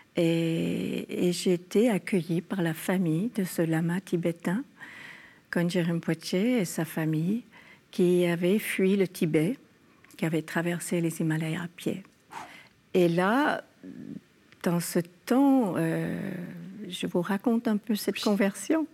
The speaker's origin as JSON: {"language": "French", "region": "California", "country": "United States", "tie": "born or raised there", "also_born_or_lived": "France", "moved": "yes", "said": "Dans mon enfance en Californie, mes parents nous mettaient dans des écoles catholiques"}